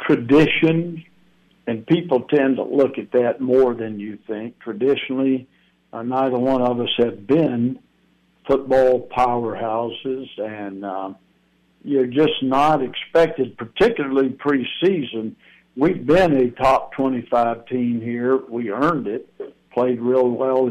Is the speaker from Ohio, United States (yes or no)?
no; Alabama, United States; moved away as an adult; now in North Carolina, United States; I grew up in Alabama